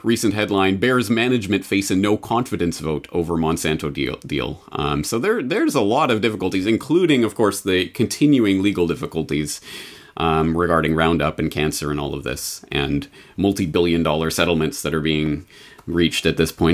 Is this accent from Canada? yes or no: yes; Canada; I'm Canadian